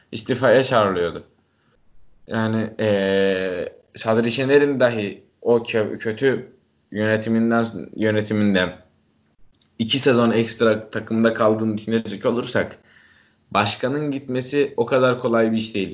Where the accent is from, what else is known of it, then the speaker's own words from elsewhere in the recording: Trabzon, Turkey; Ben Trabzonluyum.